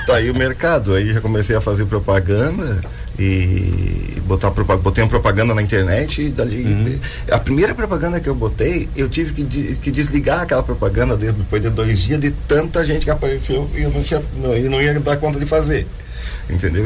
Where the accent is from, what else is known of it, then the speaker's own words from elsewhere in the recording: interior of Rio Grande do Sul, Brazil; now in Joinville, Brazil; como sou do interior do Rio Grande do Sul